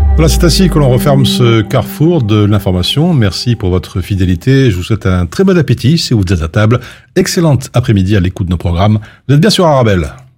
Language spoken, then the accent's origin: French; Belgium; chez nous en Belgique